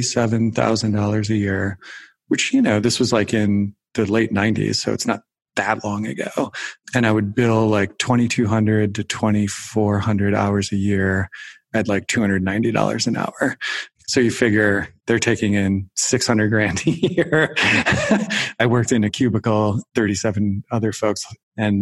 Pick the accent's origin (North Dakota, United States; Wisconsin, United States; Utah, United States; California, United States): Wisconsin, United States; I grew up in Wisconsin